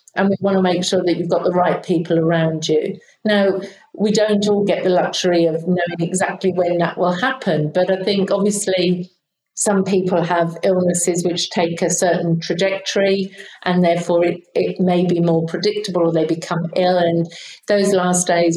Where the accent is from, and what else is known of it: United Kingdom